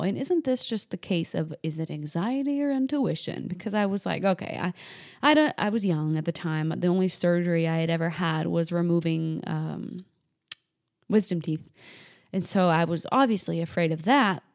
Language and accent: English; New Hampshire, United States; moved away as an adult; also born or lived in the Carolinas; I moved from New Hampshire, where I was raised, down to the Carolinas